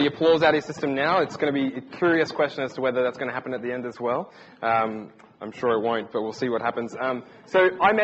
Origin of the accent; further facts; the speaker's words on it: Brisbane, Queensland, Australia; moved away as an adult; now in England, United Kingdom; we're from Brisbane, Australia. We're still getting used to the winter here.